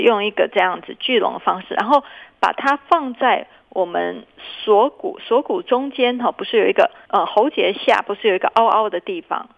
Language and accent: Chinese; Taiwan; moved away as an adult; also born or lived in Boston, United States; 我原本回台湾前，我是在哈佛嗯。医学院最大的一家医院，在对。那边做主治医师嘛